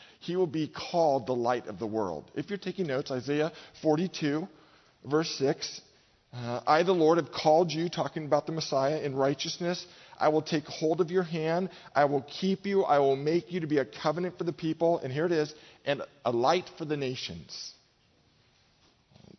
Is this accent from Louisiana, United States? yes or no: no; Marin, California, United States; I grew up in Marin, okay? That's my home